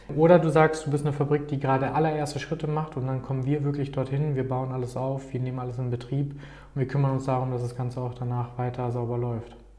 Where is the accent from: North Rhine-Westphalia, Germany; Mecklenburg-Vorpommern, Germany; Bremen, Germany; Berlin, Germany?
North Rhine-Westphalia, Germany; Paderborn; hier geboren und aufgewachsen in Paderborn